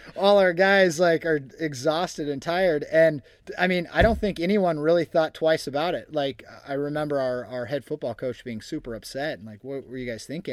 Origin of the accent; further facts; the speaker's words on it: Oregon, United States; I grew up in Oregon, but I am not a hunter